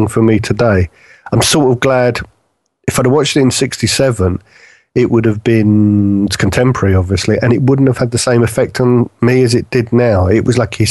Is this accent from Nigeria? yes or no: no; United Kingdom; being British